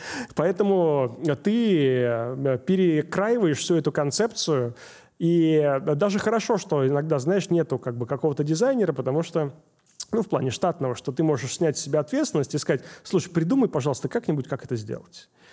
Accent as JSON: {"language": "Russian", "region": "Saint Petersburg", "country": "Russia", "said": "я из Питера"}